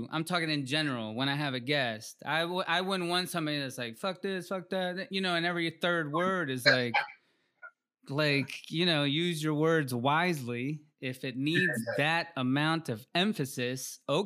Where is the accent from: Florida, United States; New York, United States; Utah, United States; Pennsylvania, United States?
Florida, United States; also born or lived in Mississippi / Peru; now in North Carolina, United States; I grew up in Florida